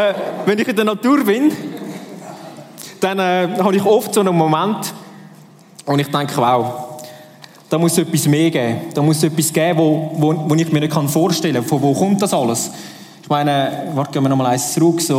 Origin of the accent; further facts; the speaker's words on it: Switzerland; ich bin Schweizer durch und durch